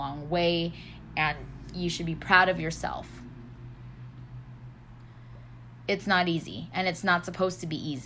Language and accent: English; California, United States; moved away; this is my hometown